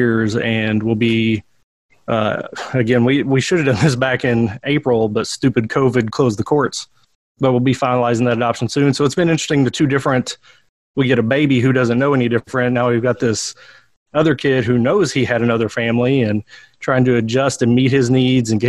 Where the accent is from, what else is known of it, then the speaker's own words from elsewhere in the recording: Harlan County, Kentucky, United States; moved away as an adult; now in Berea, United States; I grew up in Harlan County